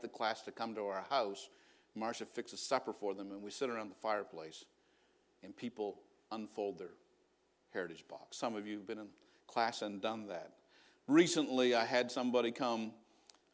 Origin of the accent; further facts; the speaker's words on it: New Brunswick, Canada; growing up in New Brunswick, I didn't know any Trinitarian Pentecostals